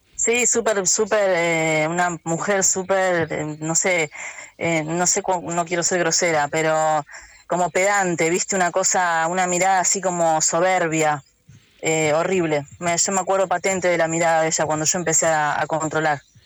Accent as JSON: {"language": "Spanish", "country": "Argentina", "tie": "born or raised there", "said": "todavía tenía esa, cosa de pueblo, ¿no? De donde soy criada"}